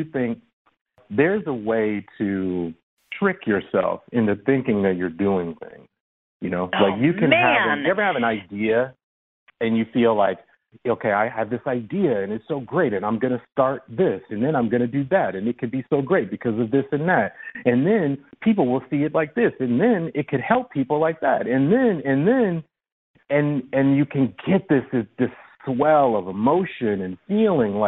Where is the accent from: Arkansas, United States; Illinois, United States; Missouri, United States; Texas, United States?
Illinois, United States; Chicago; I come from the South Side of Chicago, and you know, I grew up between two crack houses